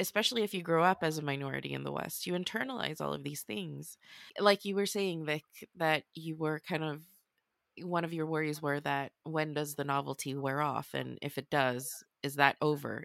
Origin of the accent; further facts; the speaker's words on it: Sweden; moved away as an adult; now in London, United Kingdom; I have Swedish because I'm born and raised in Sweden